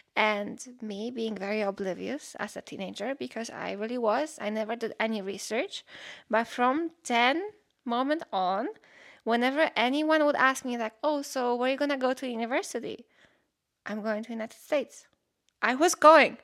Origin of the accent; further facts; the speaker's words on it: Poland; English is a second language; moved away as an adult; I'm from Poland